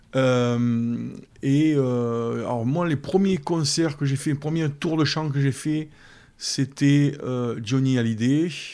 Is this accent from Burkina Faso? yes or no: no; Brignoles, Provence-Alpes-Côte d'Azur, France; je suis né à Brion et, et j'y vis